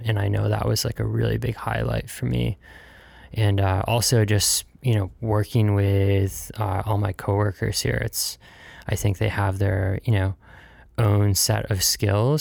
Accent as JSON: {"language": "English", "town": "Pittsfield", "region": "Massachusetts", "country": "United States", "tie": "born or raised there", "also_born_or_lived": "South Carolina", "said": "I was born in South Carolina, where I grew up, I don't know, seven years or so before moving up here to the Northeast. And, uh, Pittsfield, Massachusetts was my home"}